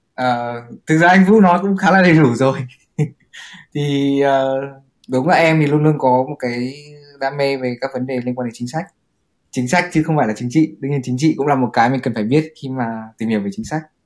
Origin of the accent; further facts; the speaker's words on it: Vietnam; mình là người Việt Nam